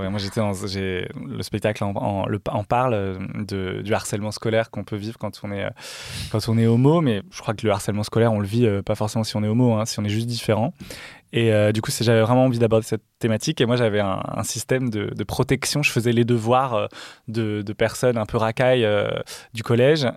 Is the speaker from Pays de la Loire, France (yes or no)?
no; Dijon area, Bourgogne-Franche-Comté, France; je viens de là